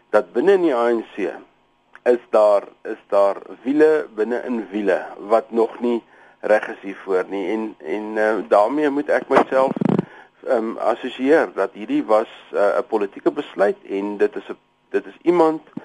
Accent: South Africa; as 'n Suid-Afrikaner

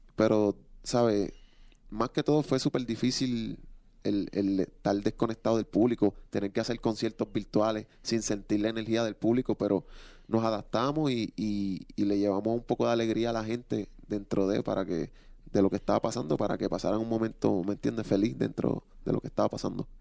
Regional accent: Puerto Rico; yo soy un chamaquito que vengo de Puerto Rico

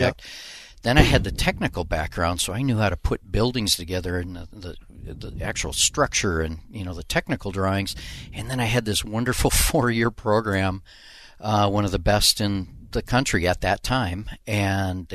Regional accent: Minneapolis, Minnesota, United States; I grew up over by Minnehaha Falls, okay, South Minneapolis.

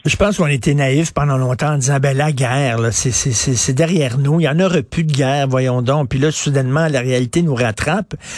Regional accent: Canada

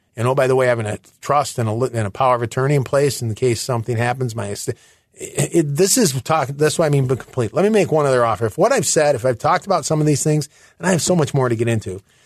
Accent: near Detroit, Michigan, United States; moved away; I am originally from Michigan, near Detroit

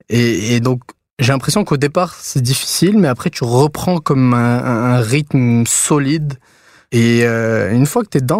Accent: Tunisia; now in Montreal, Canada; quand je suis venu à Montréal. Parce que je suis parti de Tunisie et là j'arrive ici où j'ai plus euh, mes repères.

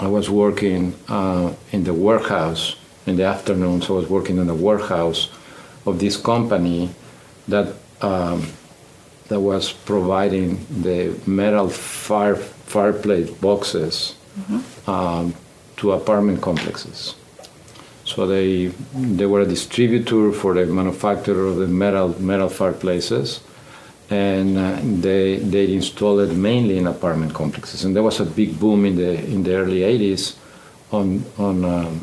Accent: Mexico; English is a second language; moved away as an adult; also born or lived in Monterrey, Mexico; now in Houston, United States; we could always come back to Mexico. So we decided to move to Houston. When I arrived, I did not speak the language. I did not speak English.

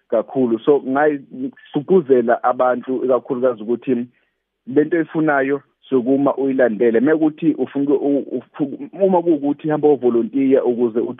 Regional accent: Mtubatuba, KwaZulu-Natal, South Africa; moved away as an adult; now in Johannesburg, South Africa; lo insizwe neminyaka ewu30 nje ngizalelwe ngakhulela eMtubatuba endaweni yasemakhaya

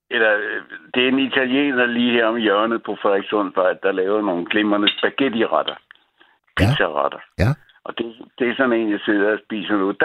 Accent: Copenhagen, Capital Region of Denmark, Denmark; also born or lived in Djursland / Greenland; så jeg er født i på Nørrebro.

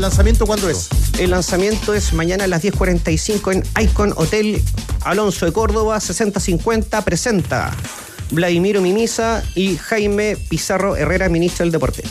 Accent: Valdivia, Los Ríos, Chile; mi tierra, Valdivia

